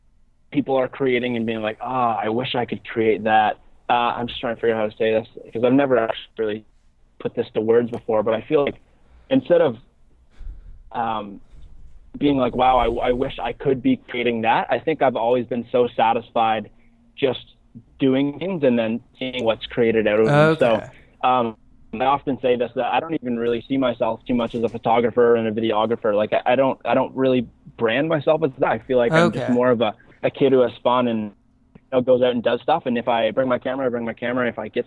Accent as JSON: {"language": "English", "region": "Ontario", "country": "Canada", "said": "we're from Ontario."}